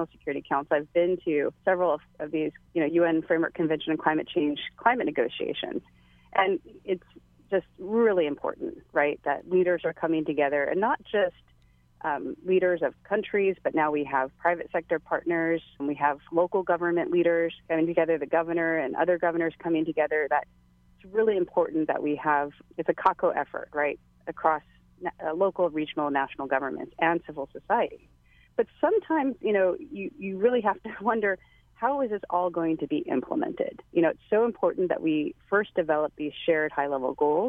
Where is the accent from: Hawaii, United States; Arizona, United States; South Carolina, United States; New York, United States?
Hawaii, United States; my home state, Hawaii